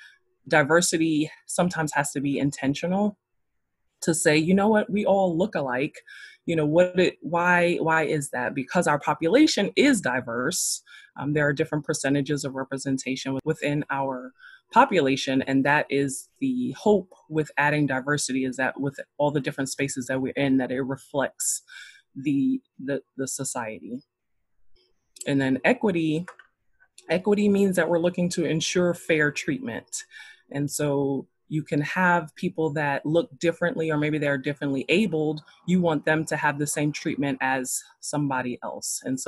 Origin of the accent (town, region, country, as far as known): New York City, New York, United States; now in North Carolina, United States